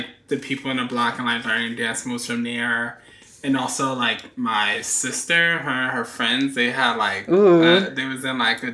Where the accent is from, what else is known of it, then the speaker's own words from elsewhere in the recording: New York City, New York, United States; also born or lived in Bronx, New York City / Washington Heights, New York City; I'm from New York City originally. I'm born and raised. I grew up in Harlem